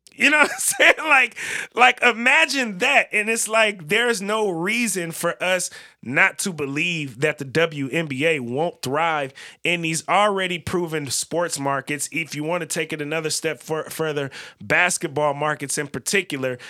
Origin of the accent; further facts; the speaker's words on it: North Bay, San Francisco Bay Area, California, United States; I'm from the Bay Area, but I'm from the Northern Bay